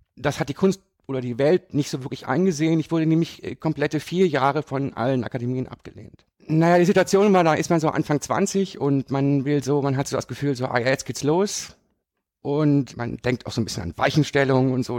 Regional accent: rural area near Düsseldorf, North Rhine-Westphalia, Germany; moved away as an adult; now in Düsseldorf, Germany; Ich bin aber auf dem platten Land groß geworden. Das war jetzt gar nicht so weit weg von Düsseldorf

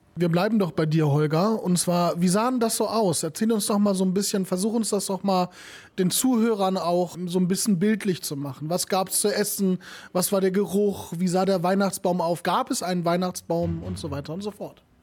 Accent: Kevelaer, North Rhine-Westphalia, Germany; moved away; bei uns in Kevela, woher ich komme, ne, ich bin ja Kevelarer

